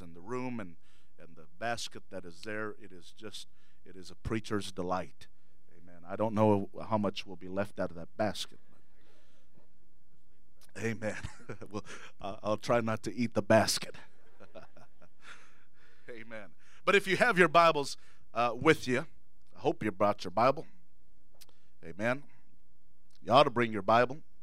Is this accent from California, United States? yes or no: yes; San Diego, California, United States; moved away as an adult; now in Sacramento, United States; I'm originally from San Diego, and born and raised there for 21 years of my life